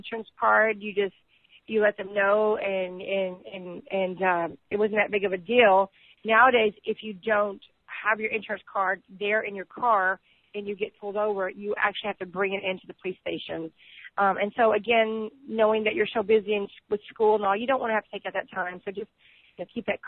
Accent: Texas, United States; I'm from Texas

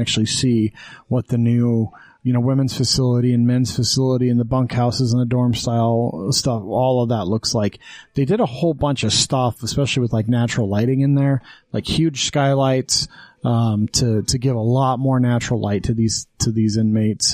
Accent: Green River, Wyoming, United States; moved away; I was from Green River, Wyoming

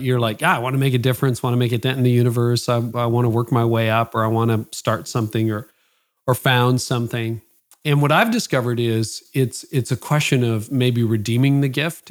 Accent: Canada; my parents are both from Holland. I was born in Canada

